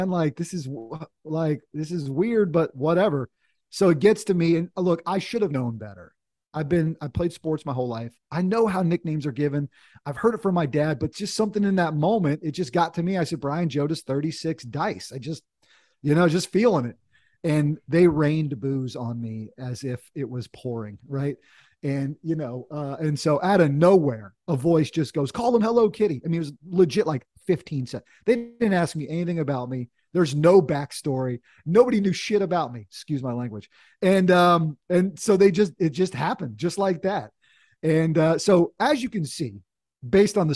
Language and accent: English; North Carolina, United States; My dad was in the Air Force when we were kids, but sort of grew up in North Carolina, went to college down here, and had a chance to to kind of come home in, in a sense.